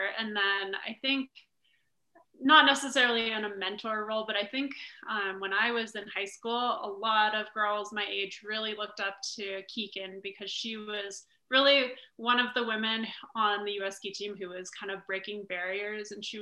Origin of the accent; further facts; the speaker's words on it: Park City, Utah, United States; I'm actually born and raised in Park City, Utah.